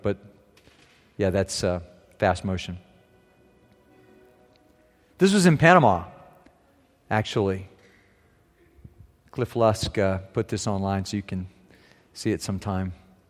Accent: Germany; Growing up in Germany, I was in little villages, I was in medium-sized towns, I was in big cities, and they all have those.

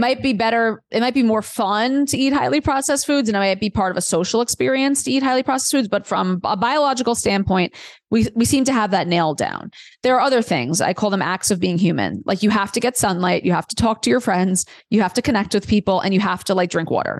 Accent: New York City, New York, United States; moved away as an adult; also born or lived in Delaware; I grew up in Queens, New York, like really diverse, amazing place for a million reasons.

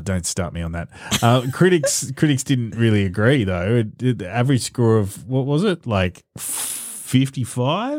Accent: Australia; as an Australian

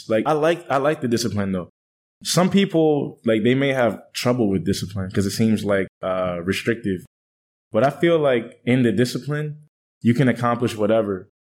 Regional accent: Washington, District of Columbia, United States; now in Thailand; Washington, D.C.

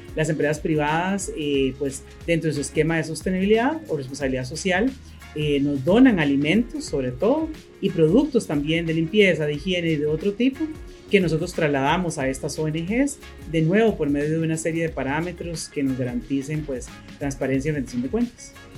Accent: Costa Rica; also born or lived in Managua, Nicaragua; Y llegamos a Costa Rica un 26 de diciembre, entramos a Costa Rica ese año y aquí nos quedamos.

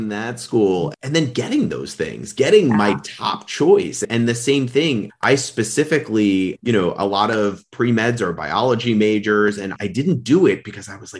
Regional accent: New York, United States; I was born and raised in New York, did a college and medical school there.

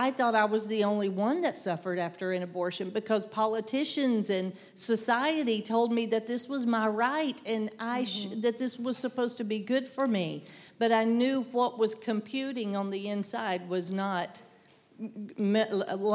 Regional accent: the South, United States; I'm from the South. I don't hear my accent, but everybody says I have one

